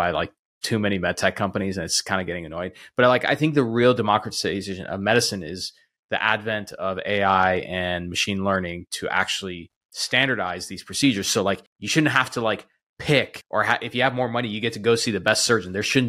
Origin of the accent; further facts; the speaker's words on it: El Paso, Texas, United States; my hometown. I mean, we're in El Paso, Texas.